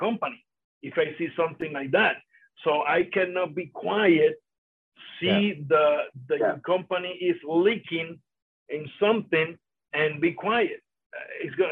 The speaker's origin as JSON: {"language": "English", "town": "Vega Alta", "country": "Puerto Rico", "tie": "born or raised there", "first_language": "Spanish", "second_language": "English", "said": "that's my hometown, in where I born, in where I went to the schools"}